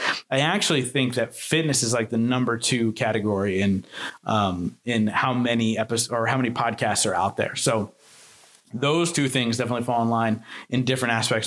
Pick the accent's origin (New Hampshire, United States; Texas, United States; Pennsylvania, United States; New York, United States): Pennsylvania, United States; I'm from Pennsylvania